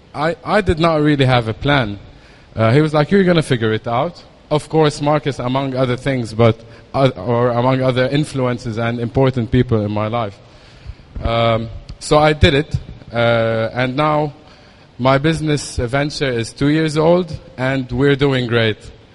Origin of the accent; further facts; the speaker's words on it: Lebanon; moved away as an adult; also born or lived in Dubai; I was born in Lebanon in 1980